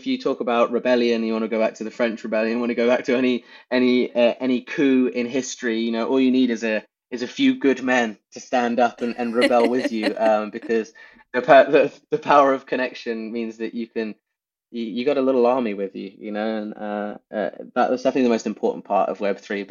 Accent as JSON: {"language": "English", "region": "England", "country": "United Kingdom", "said": "because we're English and we won."}